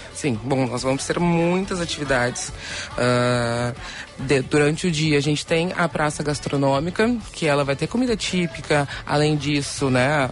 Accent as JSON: {"language": "Portuguese", "region": "Rio Grande do Sul", "country": "Brazil", "tie": "born or raised there", "said": "desde pequena, como gaúcha, eu já ia para a escola como prenda"}